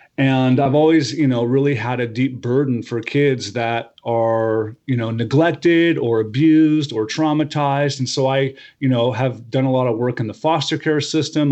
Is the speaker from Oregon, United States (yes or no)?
yes; Medford, Oregon, United States; also born or lived in Portland area, Oregon; now in Portland, United States; I grew up in Southern Oregon, uh, in, around Medford